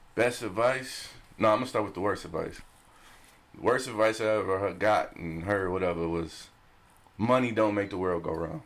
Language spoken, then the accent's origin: English; Detroit, Michigan, United States; because I'm from Detroit